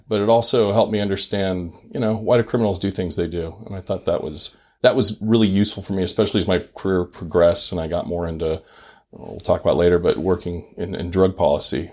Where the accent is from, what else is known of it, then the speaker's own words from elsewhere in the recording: Silicon Valley, California, United States; moved away as an adult; also born or lived in Utah / Maryland; I grew up in Silicon Valley where everyone was kind of a tech nerd.